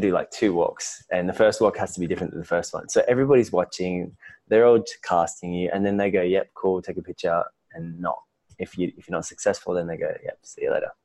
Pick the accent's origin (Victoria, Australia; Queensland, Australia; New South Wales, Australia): Victoria, Australia; Melbourne; moved away as an adult; now in Bali, Indonesia; I was born and raised in Melbourne, Australia.